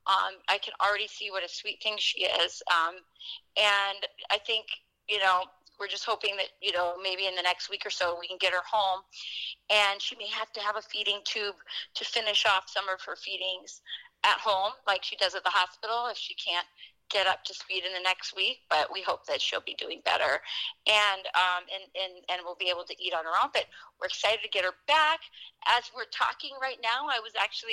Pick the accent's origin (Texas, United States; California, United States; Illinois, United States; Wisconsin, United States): Wisconsin, United States; my hometown here in Wisconsin